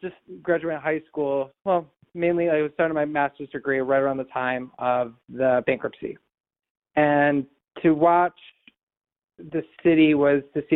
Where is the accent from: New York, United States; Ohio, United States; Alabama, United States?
New York, United States; Rochester; I grew up in Maplewood in Edgerton Park.